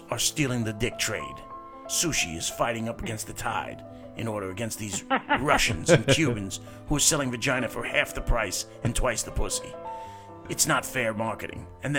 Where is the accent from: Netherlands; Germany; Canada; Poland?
Canada; I'm Canadian. Forgive me.